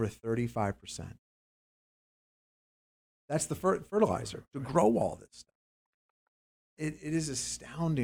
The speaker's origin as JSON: {"language": "English", "region": "Pennsylvania", "country": "United States", "tie": "born or raised there", "said": "I grew up near the Mannheim Auto Auctions in Pennsylvania"}